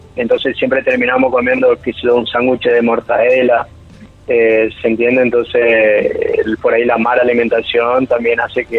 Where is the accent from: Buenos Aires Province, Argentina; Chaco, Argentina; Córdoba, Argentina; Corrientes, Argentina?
Chaco, Argentina; somos del Chaco